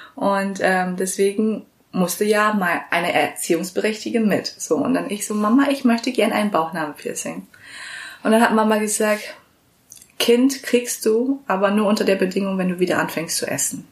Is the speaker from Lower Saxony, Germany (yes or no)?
yes; Vechta, Lower Saxony, Germany; also born or lived in Vietnam; ich komme ja ursprünglich aus Fechter